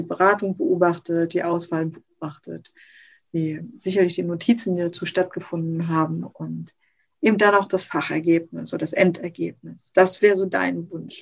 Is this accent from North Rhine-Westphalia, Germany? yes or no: no; Rostock, Mecklenburg-Vorpommern, Germany; in Rostock zum Beispiel, wo ich herkomme, gibt es super wenig Ausbildungsbetriebe noch